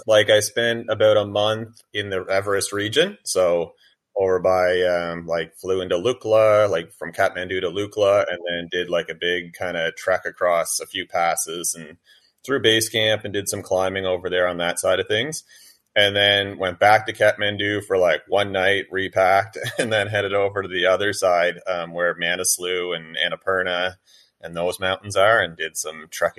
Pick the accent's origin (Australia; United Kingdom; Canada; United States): Canada; New Brunswick; Not really. I mean, it wasn't really a big part of growing up.